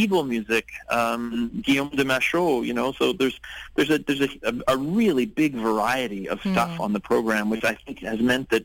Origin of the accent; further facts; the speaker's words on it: Ottawa, Ontario, Canada; now in Vancouver, Canada; I'm from Ottawa.